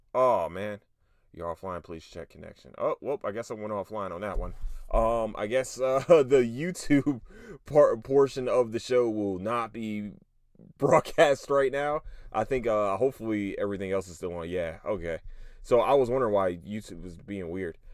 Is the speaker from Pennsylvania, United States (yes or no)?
yes; Philadelphia, Pennsylvania, United States; I'm from Philly